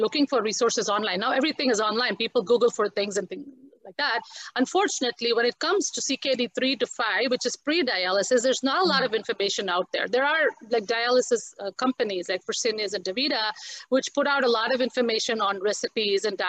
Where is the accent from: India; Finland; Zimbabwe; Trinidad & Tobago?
India; as an Indian also, we are so used to spices